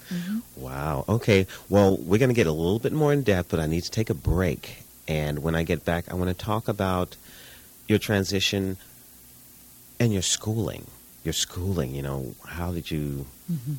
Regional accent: New York City, New York, United States; We're both from Brooklyn

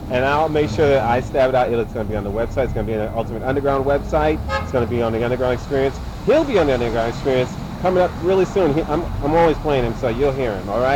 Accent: New York City, New York, United States; I'm from Brooklyn

